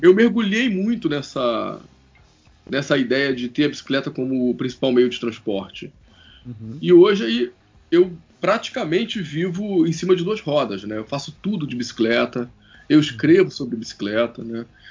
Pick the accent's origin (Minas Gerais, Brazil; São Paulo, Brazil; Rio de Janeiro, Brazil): Rio de Janeiro, Brazil; Eu tenho 43 anos, sou carioca